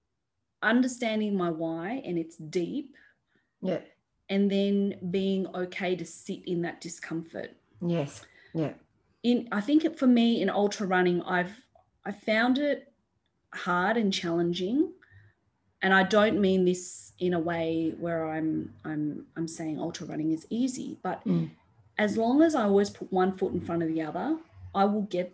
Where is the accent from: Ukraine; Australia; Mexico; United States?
Australia; I am this first generation born here. I am Australian.